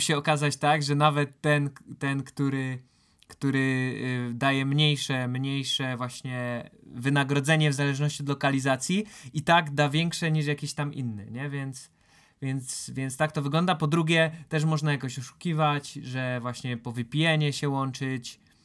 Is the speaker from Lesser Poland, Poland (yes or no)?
no; Silesian Voivodeship, Poland; jak się to mówi u nas na Śląsku